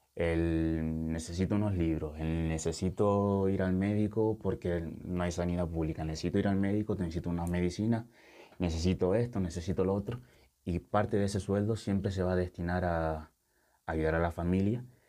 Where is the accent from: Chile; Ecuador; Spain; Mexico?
Spain; Lanzarote, Canary Islands; moved away as an adult; also born or lived in Senegal; now in Tenerife, Spain; A mí me trajo mi padre con, con cuatro años, me crié en Lanzarote, pasé toda mi infancia, mi adolescencia en Lanzarote y después me vine para Tenerife para estudiar